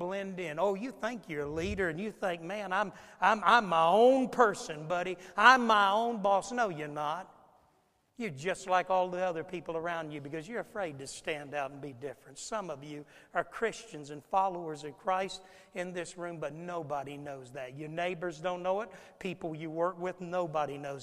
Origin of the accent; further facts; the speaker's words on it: Florida, United States; when I was a boy growing up in Florida